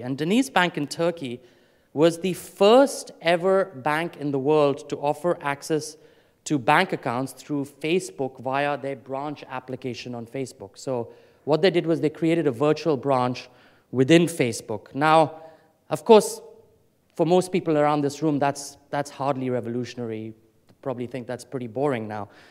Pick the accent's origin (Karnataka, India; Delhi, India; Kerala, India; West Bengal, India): Delhi, India; moved away; I grew up in India, um, and as a child, uh, when I was living in Delhi